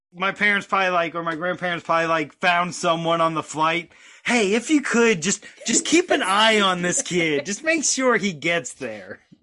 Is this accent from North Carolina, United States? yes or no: yes; North Carolina, United States; also born or lived in New York; I was born in New York. Moved to North Carolina when I was five.